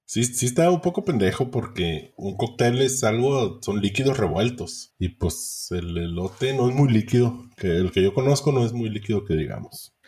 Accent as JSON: {"language": "Spanish", "town": "Ciudad Obregón", "region": "Sonora", "country": "Mexico", "moved": "yes"}